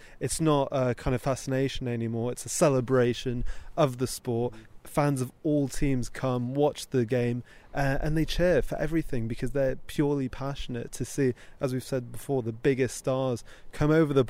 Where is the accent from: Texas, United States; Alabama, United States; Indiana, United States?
Texas, United States; born there; Yeah, so I was actually born in Texas. I know you can't hear it in my accent anymore, but my parents were season ticket holders of the Cowboys in the 80s and 90s